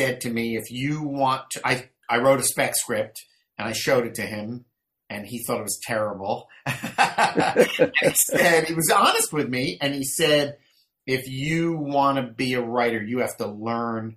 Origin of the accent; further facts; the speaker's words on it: Melrose Park, Pennsylvania, United States; I grew up right outside of Philadelphia. Melrose Park was the name of the town